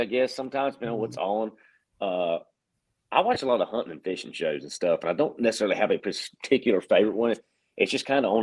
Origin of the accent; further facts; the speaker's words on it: Florida, United States; moved away; I'm from Florida and all my family lives down there